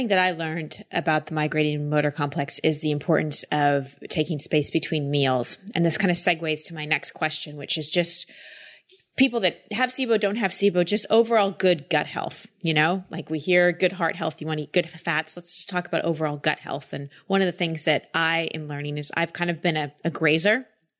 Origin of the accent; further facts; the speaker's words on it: Texas, United States; Yeah, I grew up in Texas